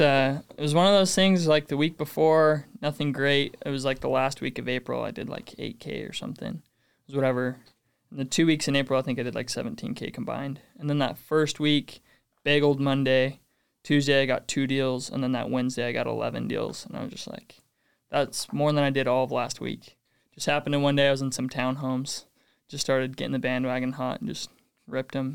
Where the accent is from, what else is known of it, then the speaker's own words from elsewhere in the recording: North Ogden, Utah, United States; North Ogden.